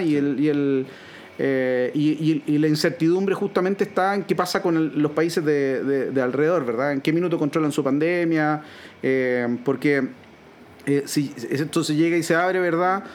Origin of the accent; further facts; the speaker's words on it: Chile; nosotros como chilenos